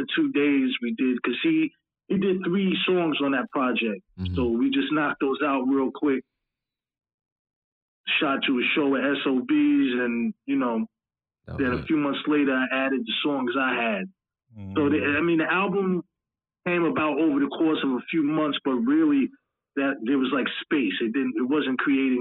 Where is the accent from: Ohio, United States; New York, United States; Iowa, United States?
New York, United States; New York City; I'm from Flushing.